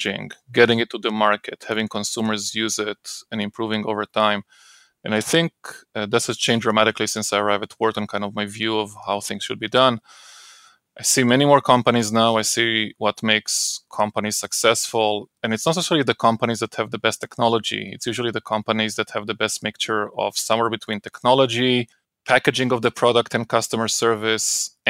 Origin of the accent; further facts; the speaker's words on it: Israel; moved away as an adult; now in United States; I grew up in Israel